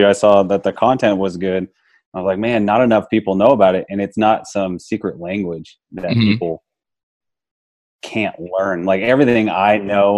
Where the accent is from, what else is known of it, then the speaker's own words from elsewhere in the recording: Arizona, United States; I'm from Arizona